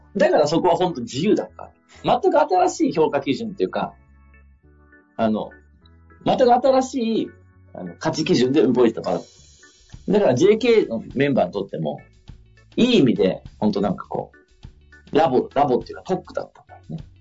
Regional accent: Sabae, Fukui, Japan; 地元の福井の鯖江って町

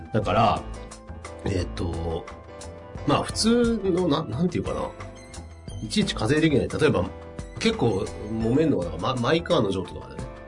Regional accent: Yokohama, Kanagawa, Japan; 横浜で生まれてるから。

